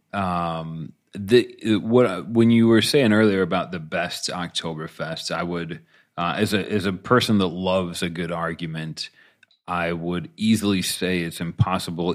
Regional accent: United States; as an American

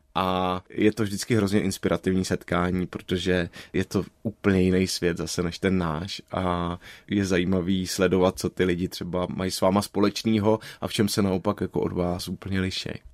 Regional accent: Prague, Czechia; also born or lived in Plzeň / London; jsem Pražák a vlastně jsem nikdy neměl v úmyslu tu Prahu úplně opustit, tak to pro mě byla v tomhle příjemná změna, že jsem se dostal zpátky domů

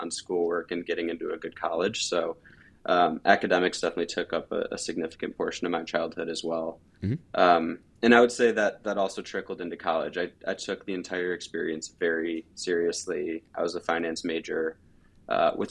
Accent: Chagrin Falls, Ohio, United States; I grew up in Cleveland, Ohio, the east side in a small town called Chagrin Falls

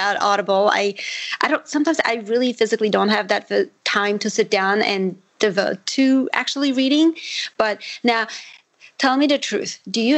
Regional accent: Armenia; first language Armenian; English is a second language; I'm Armenian. So my first language is Armenian.

